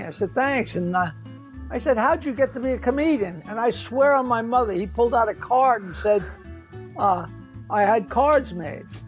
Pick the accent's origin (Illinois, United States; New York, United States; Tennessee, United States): New York, United States; I'm, I'm a New Yorker and I go fast